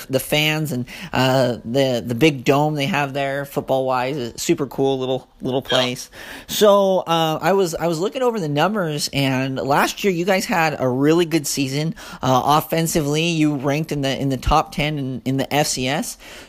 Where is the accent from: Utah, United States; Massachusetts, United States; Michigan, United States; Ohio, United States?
Utah, United States; Ogden; also born or lived in Puerto Rico / Dominican Republic; now in St. George, United States; I grew up in Ogden, now living here in St. George, Utah